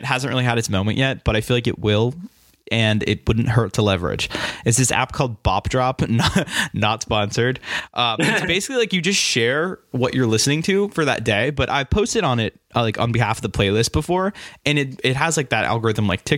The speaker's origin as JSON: {"language": "English", "town": "Walpole", "region": "Massachusetts", "country": "United States", "tie": "born or raised there", "also_born_or_lived": "Boston", "said": "I just moved back to my hometown, actually. Shout out Walpole."}